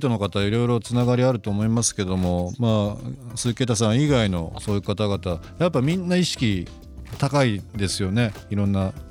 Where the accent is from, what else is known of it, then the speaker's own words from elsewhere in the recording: Shizuoka, Japan; born there; 静岡で生まれて、まあ、静岡サッカー王国ですけども本当に幼い時からずっとサッカーとのこう生活というか